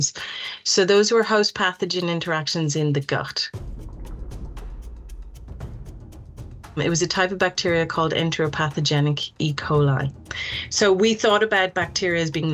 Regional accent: Dublin, Leinster, Ireland; moved away as an adult; also born or lived in United Kingdom / United States; I'm from Dublin in Ireland

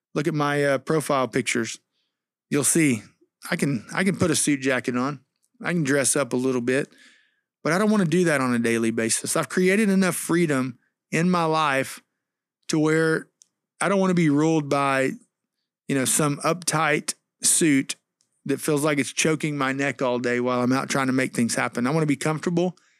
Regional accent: Texas, United States; also born or lived in Missouri; when we came to Texas from Missouri, 'cause I went to Missouri for college, when we moved back here in two thousand five

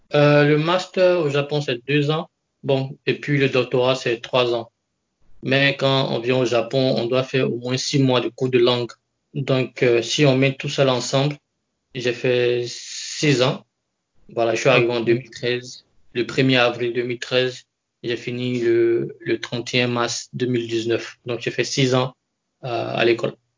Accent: Côte d’Ivoire; moved away as an adult; now in Japan; Je suis d'origine ivoirienne. Je suis ivoirien

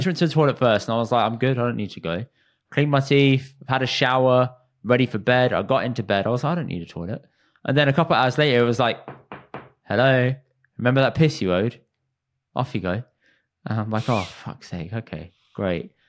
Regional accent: United Kingdom; as British Indians

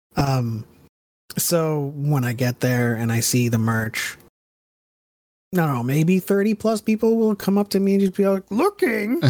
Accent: United States; now in California, United States; I grew up in the Bronx in New Jersey, and, and I come from there, and then I moved to California two thousand six

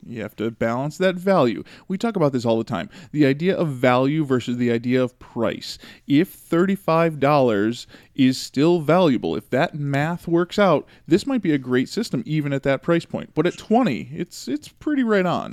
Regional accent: Chicago, Illinois, United States; I grew up in Chicago listening to the radio

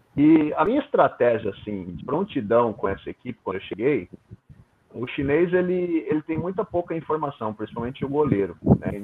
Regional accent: São Paulo, Brazil; moved away as an adult; now in Kaohsiung, Taiwan; Eu sou natural de São Paulo, né? Minha família toda de São Paulo

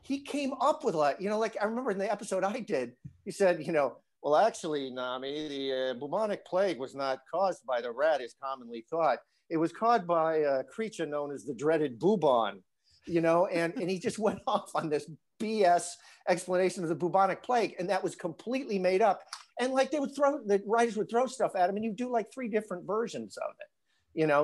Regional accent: northern Illinois, United States; moved away; my hometown, I'm from a little town in, in northern Illinois

